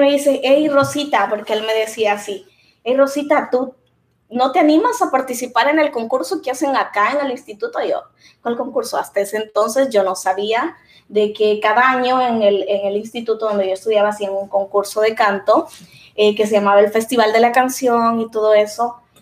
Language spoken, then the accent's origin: Spanish; Usulután, El Salvador; moved away; soy eh, salvadoreña